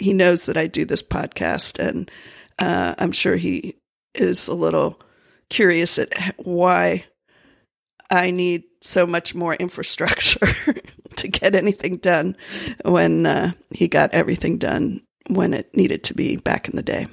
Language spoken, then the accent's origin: English; Florida, United States; moved away; I grew up in Florida